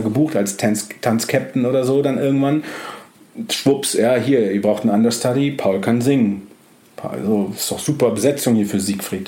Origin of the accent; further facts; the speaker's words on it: Düsseldorf, North Rhine-Westphalia, Germany; moved away as an adult; now in Hamburg, Germany; ich habe dann noch in Düsseldorf gelebt